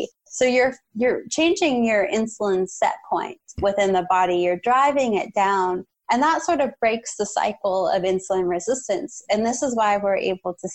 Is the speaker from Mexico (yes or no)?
no; Canada; As a Canadian